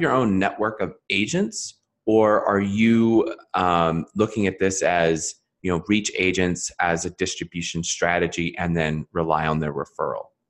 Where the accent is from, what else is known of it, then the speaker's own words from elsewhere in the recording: Philadelphia, Pennsylvania, United States; that's my home. that's my hometown area